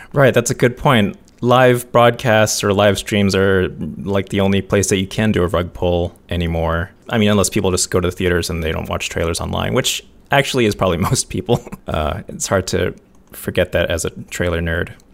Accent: United States; I'm American

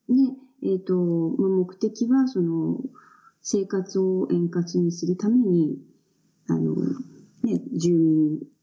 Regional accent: Kisarazu, Chiba, Japan; 私は千葉県の木更津市の出身です。

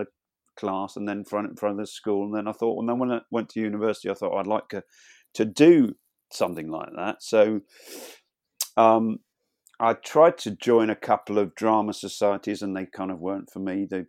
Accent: Birmingham, West Midlands, United Kingdom; also born or lived in Cleethorpes; But I was born in Lincolnshire, in Cleethorpes in Lincolnshire. Stop me if I go on too long, but we moved around a lot. No, we weren't on the run from the police. I pretty much spent my primary school years in Birmingham suburbs

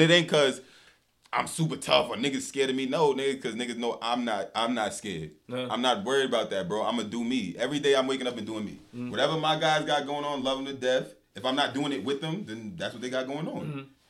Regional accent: New York, United States; She seen I was from New York.

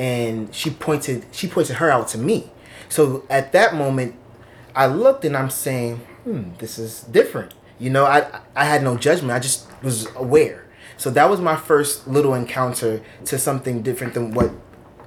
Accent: New York City, New York, United States; also born or lived in East Meadow, Long Island, New York; second grade is when I came to Brooklyn.

